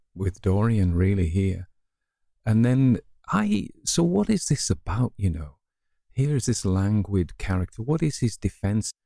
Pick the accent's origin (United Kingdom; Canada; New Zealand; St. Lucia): United Kingdom; the north of England; accent: northern; some kind of ignorant northern type